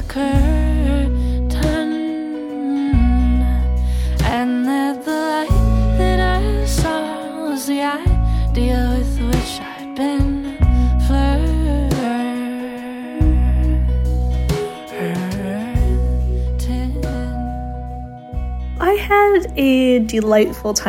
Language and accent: English; Calgary, Alberta, Canada; moved away as an adult; now in Glasgow, United Kingdom; I was born and raised in Calgary, Alberta, Canada